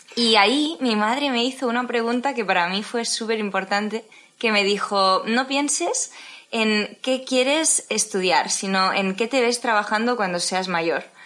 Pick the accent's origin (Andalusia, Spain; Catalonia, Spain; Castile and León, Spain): Catalonia, Spain; Tarragona; soy de Tarragona